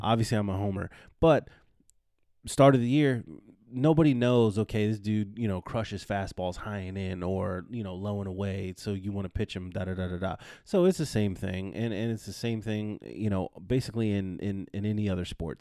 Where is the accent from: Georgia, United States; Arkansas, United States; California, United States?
California, United States; friend's kid I grew up with in California